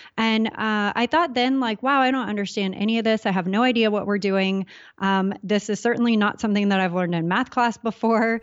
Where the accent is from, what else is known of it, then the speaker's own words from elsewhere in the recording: Southern California, United States; I grew up in Southern California